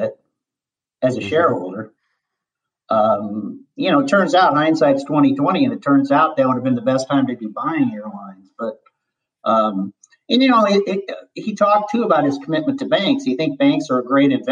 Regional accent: Omaha, Nebraska, United States; I have a great pride being born and raised in Omaha, Nebraska.

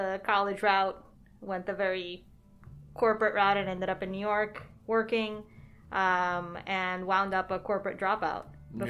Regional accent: Colombia; also born or lived in California / Arizona / Orlando; now in Miami, United States; Yeah, so I was born here, and I grew up in Colombia for several years. And then came back to the States and lived in California, lived in Arizona, I lived in Orlando for a while

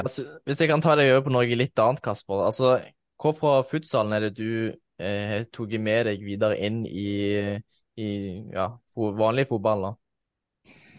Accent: Egersund, Rogaland, Norway; i den klubben jeg spilte, spilte selv hjemme i Egersund

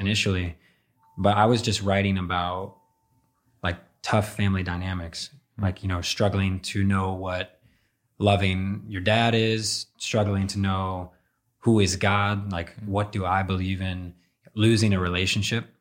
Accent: Northern Virginia, United States; moved away as an adult; also born or lived in Ashburn, Virginia / Chantilly, Virginia / Centreville, Virginia; now in Los Angeles, United States; I grew up in Northern Virginia

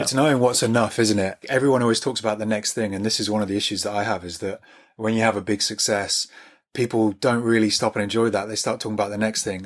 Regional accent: near Birmingham, West Midlands, United Kingdom; I grew up near Birmingham

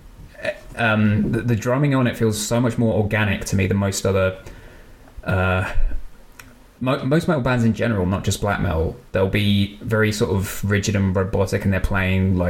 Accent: United Kingdom; As a Brit

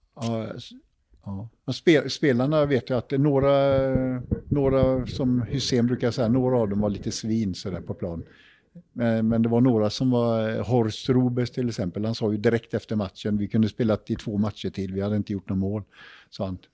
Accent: Jonsered, Västra Götaland, Sweden; Vi var några killar från Jonsered

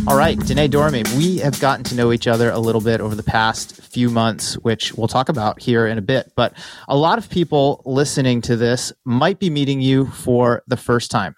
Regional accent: Massachusetts, United States; moved away as an adult; now in California, United States; Growing up in Massachusetts, I drove past the New Balance headquarters on the Mass Pike all the time

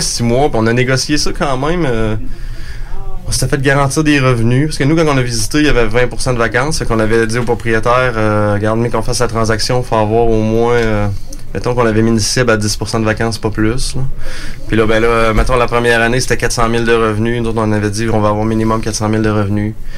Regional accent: Montmagny, Quebec, Canada; je suis né sur la ferme. Dans le fond, mon père, lui, a démarré l'entreprise en 78 on vient de la région de Montmagny

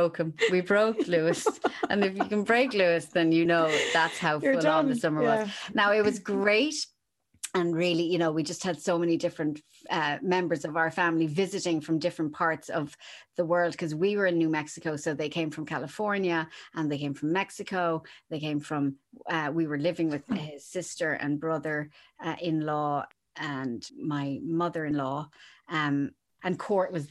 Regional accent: Kerry, Munster, Ireland; I grew up in Kerry

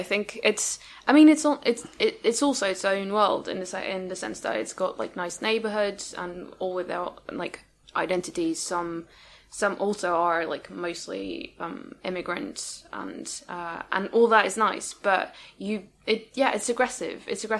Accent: eastern France, France; moved away; I'm from the east, which obviously is not a coast, but a border with Germany, which makes everyone else, including you, probably think I'm German.

